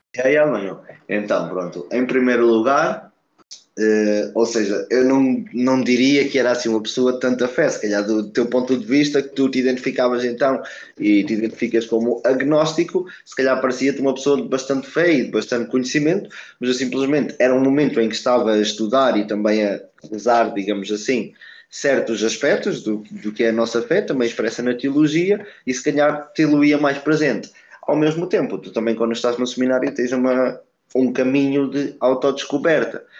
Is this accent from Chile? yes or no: no; Portugal; also born or lived in Brazil; nasci no Brasil, vim para Portugal muito cedo, com dois meses